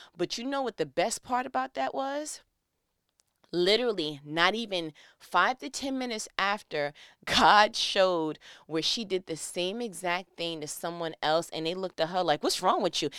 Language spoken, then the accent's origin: English; New York, United States; moved away as an adult; now in Georgia, United States; I was born and raised in New York, but my people are from Gaston, Alabama